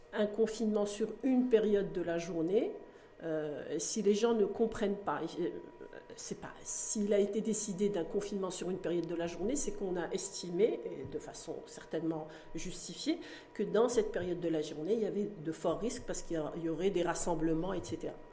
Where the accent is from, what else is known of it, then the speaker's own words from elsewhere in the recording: Morocco; chez nous au Maroc